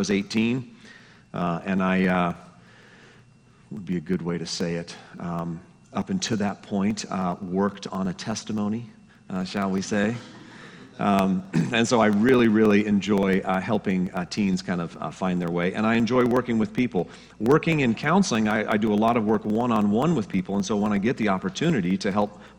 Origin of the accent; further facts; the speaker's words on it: Colorado, United States; moved away as an adult; also born or lived in Denver, Colorado; I was originally born and raised in Colorado. I moved out here